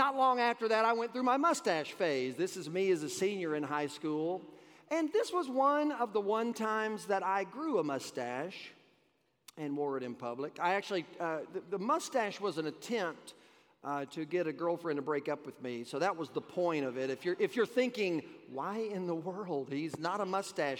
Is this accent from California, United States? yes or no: no; Memphis, Tennessee, United States; I grew up in Memphis, Tennessee.